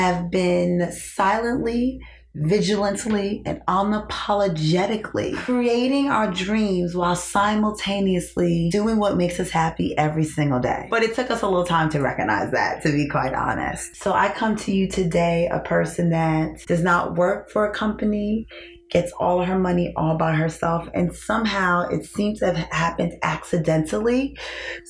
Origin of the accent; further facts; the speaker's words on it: New York City, New York, United States; moved away as an adult; I'm originally from New York.